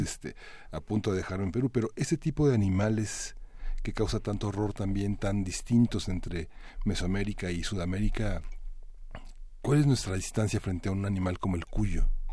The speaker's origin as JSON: {"language": "Spanish", "country": "Mexico", "said": "Uno como mexicano"}